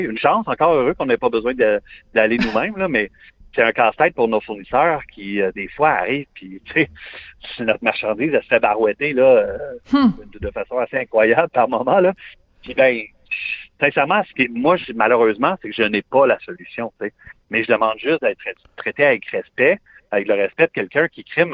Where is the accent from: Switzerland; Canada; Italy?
Canada; Montreal, Quebec; je suis montréalais à 100